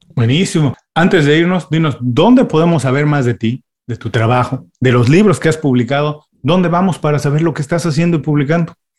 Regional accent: Mexico; now in Miami, United States; yo soy inmigrante también de México, me vine a vivir a Miami

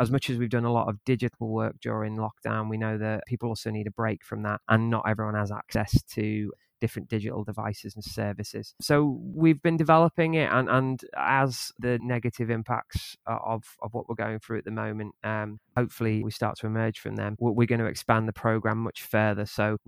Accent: North West England, United Kingdom; now in Leeds, United Kingdom; I'm from Merseyside originally, and then I've lived in quite a few different places. But I've lived in Yorkshire for a few years now, and yeah, moved back to Leeds quite recently just to take up this post.

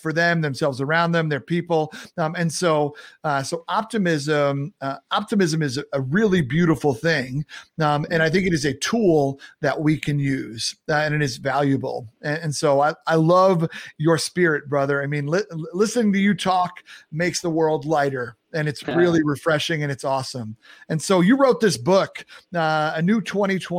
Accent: New York, United States; I'm a New Yorker

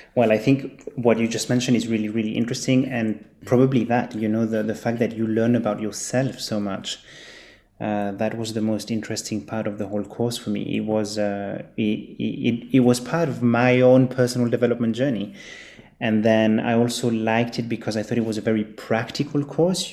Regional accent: Geneva, Switzerland; also born or lived in Zurich / Chile (family background); I was born and raised in Geneva, Switzerland

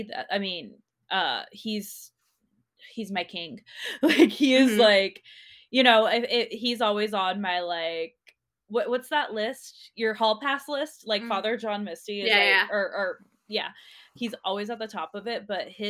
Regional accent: Los Angeles, California, United States; Yes, yeah, San Gabriel Valley area.

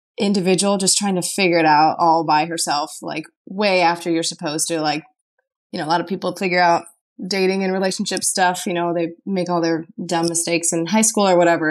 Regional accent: Chicago, Illinois, United States; I'm from Chicago

